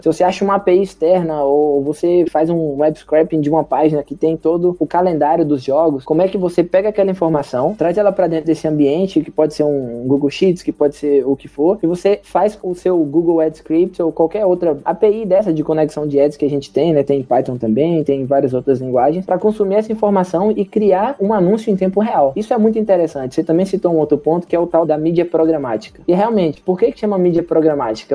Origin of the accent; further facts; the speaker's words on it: interior of Bahia, Brazil; eu sou do interior da Bahia